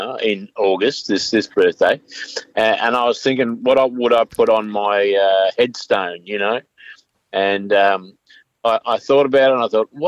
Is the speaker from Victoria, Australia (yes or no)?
no; Brisbane, Queensland, Australia; also born or lived in Gravesend, Kent, England; Rockley State School and Salisbury High School